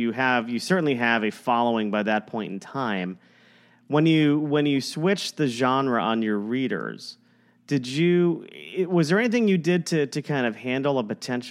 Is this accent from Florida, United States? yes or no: yes; South Florida, United States; I grew up in South Florida